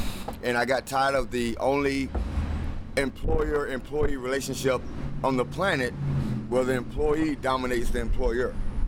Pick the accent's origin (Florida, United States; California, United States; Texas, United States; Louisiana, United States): Florida, United States; Fort Lauderdale; I'm a 49-year-old Navy veteran, a native Floridian, born and raised in Fort Lauderdale.